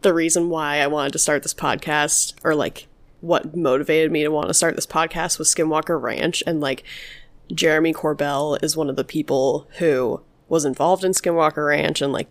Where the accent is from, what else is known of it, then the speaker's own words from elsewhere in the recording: New Mexico, United States; I'm from New Mexico